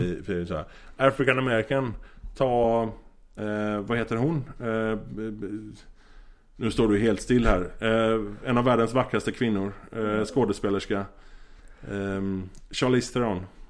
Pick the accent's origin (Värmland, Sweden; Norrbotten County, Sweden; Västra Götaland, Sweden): Västra Götaland, Sweden; Gothenburg; moved away as an adult; also born or lived in Amsterdam / Norway; jag är från Göteborg från början. Eh, har bott i Göteborg typ halva mitt liv